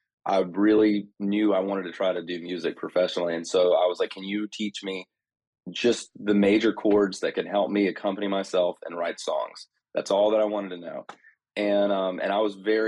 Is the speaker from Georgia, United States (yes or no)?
yes; North Georgia, United States; I grew up in North Georgia